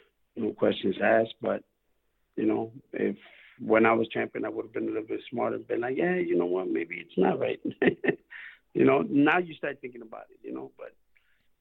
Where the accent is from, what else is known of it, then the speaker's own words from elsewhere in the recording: Chicago, Illinois, United States; I'm from Chicago